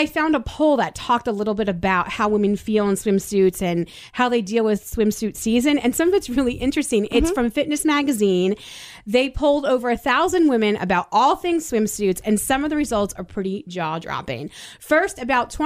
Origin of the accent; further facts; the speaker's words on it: United States; being an American and living in this country